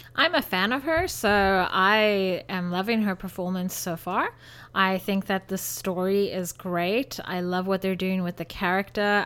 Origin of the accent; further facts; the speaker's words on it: South Africa; moved away; growing up in South Africa, we went to lion parks